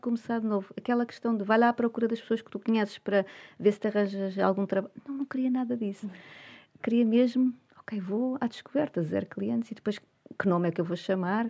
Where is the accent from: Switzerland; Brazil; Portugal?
Portugal; sendo portuguesa